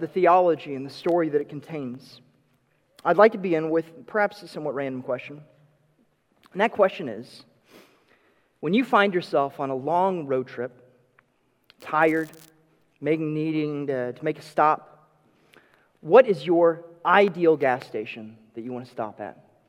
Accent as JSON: {"language": "English", "region": "Texas", "country": "United States", "tie": "born or raised there", "said": "Growing up in Texas"}